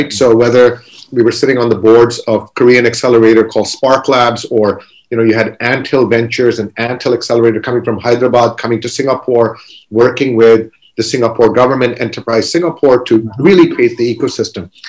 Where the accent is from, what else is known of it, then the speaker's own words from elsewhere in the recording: Kuwait; we grew up in Kuwait. We actually went through a war.